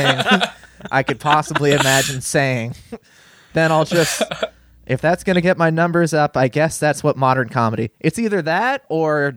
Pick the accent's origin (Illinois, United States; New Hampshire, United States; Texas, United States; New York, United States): New Hampshire, United States; moved away as an adult; also born or lived in Massachusetts / Florida; now in Cincinnati, United States; I grew up in New Hampshire, and then I went to college in Massachusetts